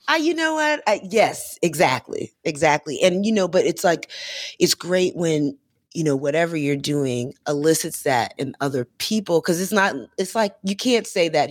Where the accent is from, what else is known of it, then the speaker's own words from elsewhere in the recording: Florida, United States; I'm from Florida